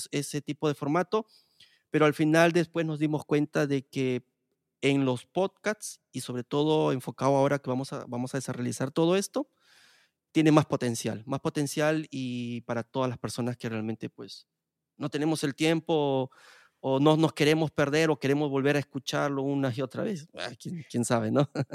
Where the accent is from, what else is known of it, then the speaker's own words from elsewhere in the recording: Peru; moved away as an adult; en mi país de Perú